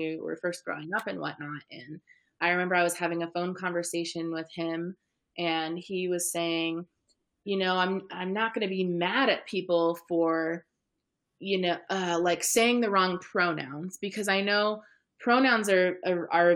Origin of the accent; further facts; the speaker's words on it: California, United States; also born or lived in Midwest; I was this California girl living in the Midwest